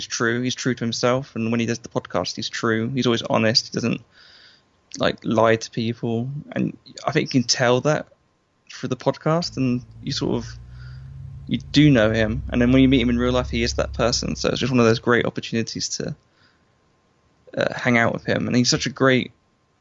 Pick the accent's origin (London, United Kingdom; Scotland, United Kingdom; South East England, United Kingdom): London, United Kingdom; I'm from London